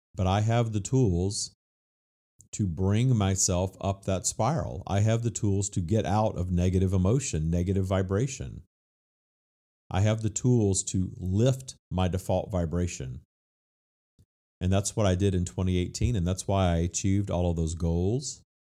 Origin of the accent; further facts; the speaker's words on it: Louisiana, United States; my home state of Louisiana